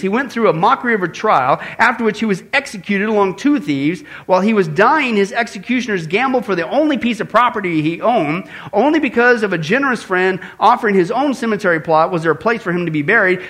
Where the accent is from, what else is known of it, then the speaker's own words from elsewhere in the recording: Midwest, United States; growing up in the Midwest